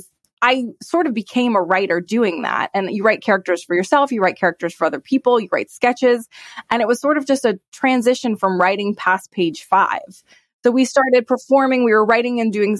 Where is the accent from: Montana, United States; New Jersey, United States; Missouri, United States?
Montana, United States; moved away; also born or lived in Madison, Wisconsin; Growing up in Montana, there was just so much theater.